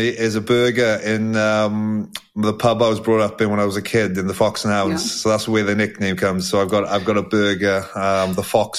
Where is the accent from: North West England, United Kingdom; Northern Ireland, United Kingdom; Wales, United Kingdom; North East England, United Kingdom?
Wales, United Kingdom; we're Welsh boys.